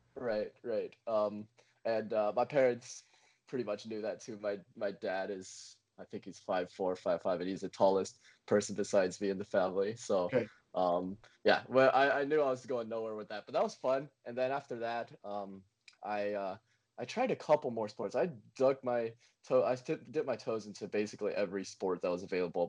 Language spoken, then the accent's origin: English; Montgomery, Alabama, United States; Montgomery, my hometown in Alabama